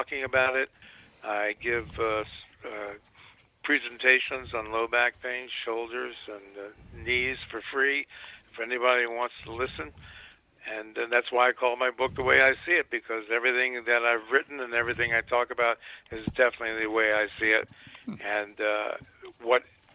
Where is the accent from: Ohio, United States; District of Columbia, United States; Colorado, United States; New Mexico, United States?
District of Columbia, United States; Washington; moved away as an adult; also born or lived in New York City; I grew up actually in Washington, D.C. Where I was born